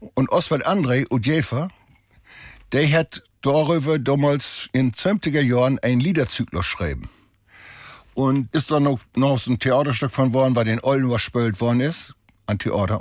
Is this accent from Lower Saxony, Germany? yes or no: yes; Holtermoor, Lower Saxony, Germany; also born or lived in Harlingerland/Jeverland; now in Jeverland, Germany; ich bin ja obwussen an Grenzen nach Saterland hin, also in Holtermoor